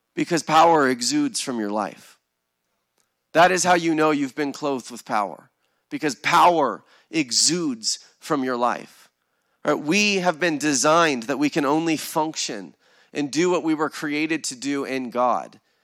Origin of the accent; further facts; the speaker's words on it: United States; American Christians